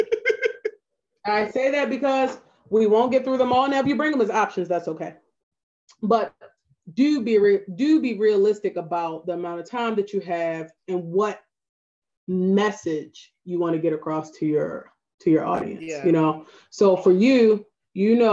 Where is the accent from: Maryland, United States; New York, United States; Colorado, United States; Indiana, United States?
Maryland, United States; Baltimore; accent: Baltimore; my Baltimore accent